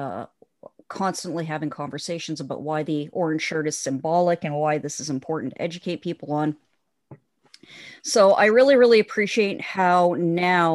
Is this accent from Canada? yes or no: yes; Thunder Bay, Ontario, Canada; our city in Thunder Bay